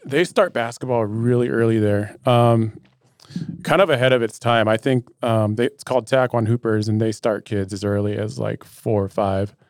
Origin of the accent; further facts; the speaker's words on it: Metlakatla, Alaska, United States; I grew up in Metlakahtla, Alaska